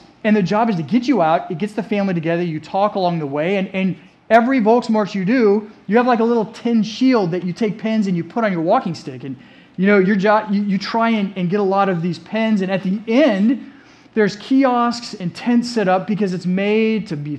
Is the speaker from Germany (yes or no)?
yes; Germany; You know, growing up, I grew up in Germany. And I was with my dad a lot, whether he was wearing his army uniform